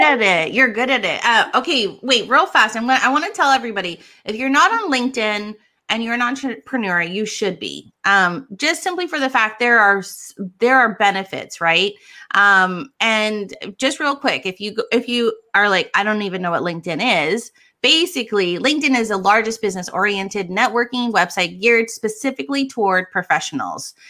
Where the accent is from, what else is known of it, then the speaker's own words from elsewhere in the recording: Hawaii, United States; I come from Hawaii